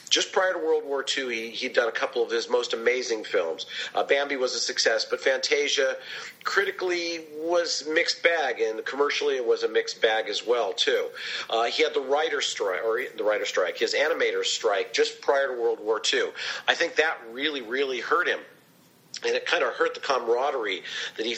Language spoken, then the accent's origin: English; Southern California, United States; I grew up in Southern California, used to visit Disneyland quite a bit as a kid